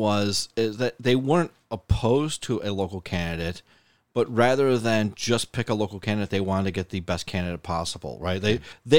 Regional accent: Lancaster, New York, United States; I'm from Lancaster.

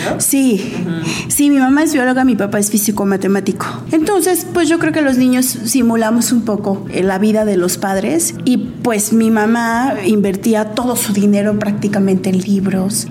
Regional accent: Morelos, Mexico; en Morelos, sí, porque crecí en Morelos

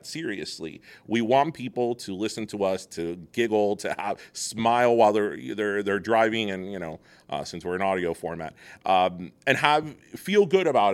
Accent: South Florida, United States; Being from South Florida, being Cuban American

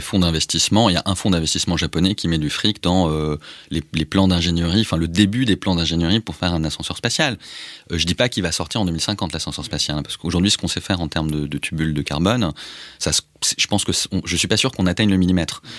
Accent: France; je suis français

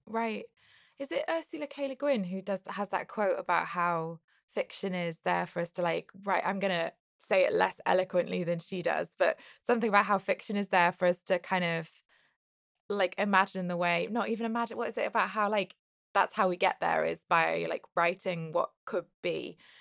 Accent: United Kingdom; as a British person

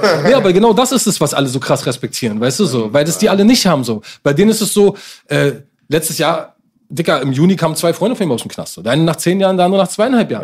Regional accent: Berlin, Germany; als Berliner

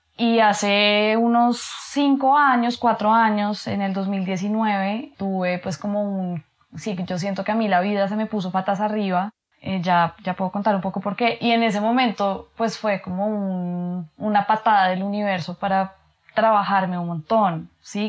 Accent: Bogotá, Colombia; nací en Bogotá, en Colombia

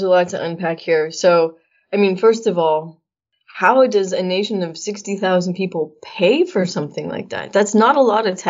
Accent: United States; I say this as an American citizen

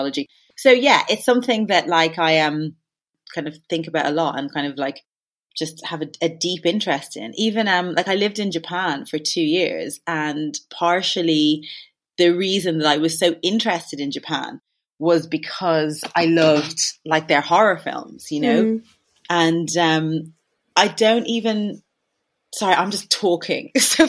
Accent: Ireland; Like, I do think it's partially through being Irish and there being like a folklore that is very like present.

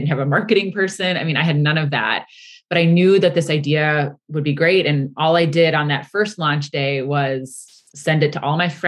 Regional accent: Milwaukee, Wisconsin, United States; moved away as an adult; also born or lived in New York City; I'm from Milwaukee, Wisconsin, and I'm third generation in my family's printing business

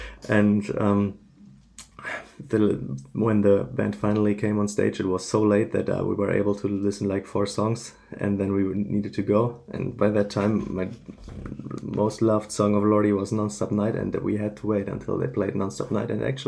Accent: Frankfurt, Hesse, Germany; I'm from Germany, Frankfurt area

